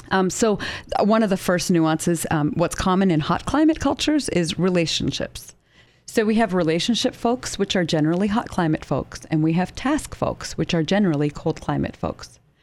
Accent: Canada; moved away as an adult; now in United States; I grew up in Canada and I lived there for a little over twenty-two years

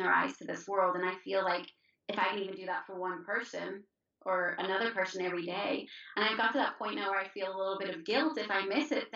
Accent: Ireland; I'm Irish.

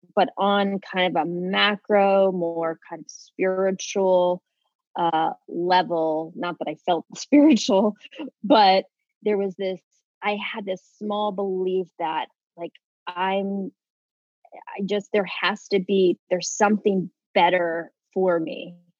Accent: Kansas, United States; moved away as an adult; also born or lived in Los Angeles, California; I'm from Kansas originally.

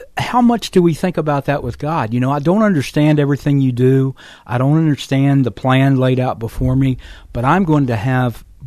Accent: Virginia, United States; my home state of Virginia

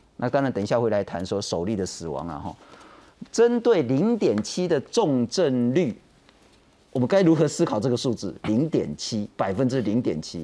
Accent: Taiwan; 我们台湾人

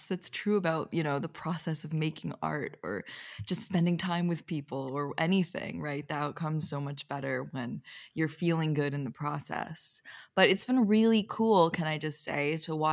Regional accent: Philadelphia, Pennsylvania, United States; moved away as an adult; also born or lived in Los Angeles; I just got back today from my hometown, Philadelphia

